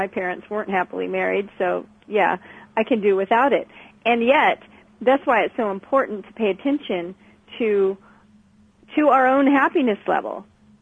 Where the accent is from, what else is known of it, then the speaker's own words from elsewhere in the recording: California, United States; moved away; I was born and raised in California and then moved to the other side of the country